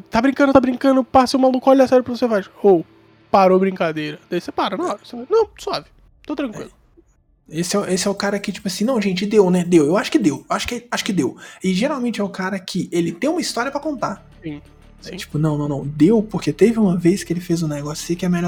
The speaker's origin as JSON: {"language": "Portuguese", "country": "Brazil"}